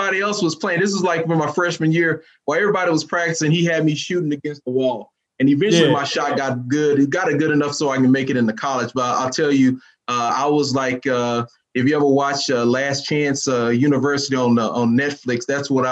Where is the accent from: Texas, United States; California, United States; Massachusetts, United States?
Texas, United States; Dallas; I'm from Dallas. I'm from the southern part of Dallas